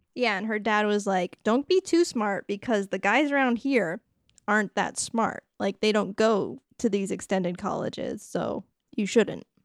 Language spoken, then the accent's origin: English; Rhode Island, United States; A sound that I literally cannot make because I'm from Rhode Island.